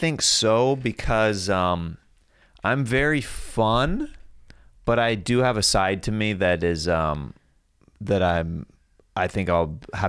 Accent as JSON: {"language": "English", "region": "Kansas", "country": "United States", "said": "I'm from Kansas. I have family in Mississippi."}